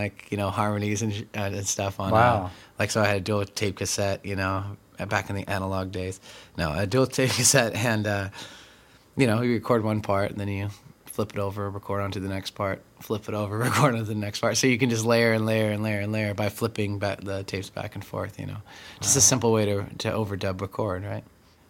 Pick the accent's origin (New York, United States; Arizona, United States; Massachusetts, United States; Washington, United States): Washington, United States; also born or lived in California / Texas / Colorado / Okinawa, Japan; I was born in California, and then we moved to Texas, and then we moved to Colorado, and then we moved to Okinawa, and then we came back to New Mexico, and two places in New Mexico, and then we eventually moved to Washington